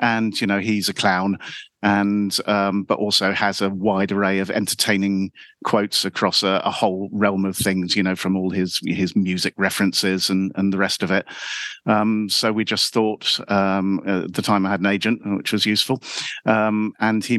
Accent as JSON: {"language": "English", "region": "London", "country": "United Kingdom", "accent": "London", "said": "I'm from Wimbledon. I'm a Wimbledon boy"}